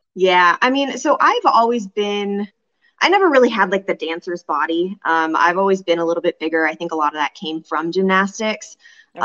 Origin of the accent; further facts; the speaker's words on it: California, United States; moved away as an adult; also born or lived in New Jersey; now in Kansas, United States; I grew up in California